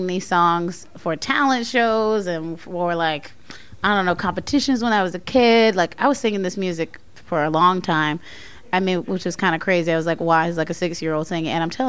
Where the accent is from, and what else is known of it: Goldsboro, North Carolina, United States; born or raised there; moved away